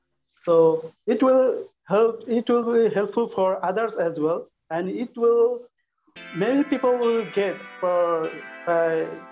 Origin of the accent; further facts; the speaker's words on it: Bangladesh; now in Dubai, United Arab Emirates; I'm from Bangladesh, and now I am living in Dubai, and I'm enjoying here.